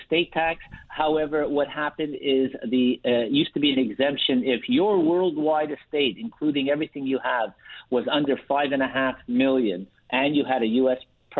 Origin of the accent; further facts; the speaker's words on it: Canada; We are Canadian, but we are doing U.S. planning for Canadians.